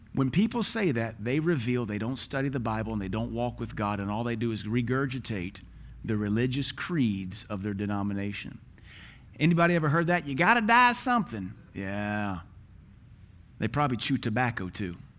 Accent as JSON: {"language": "English", "country": "United States", "said": "We're American."}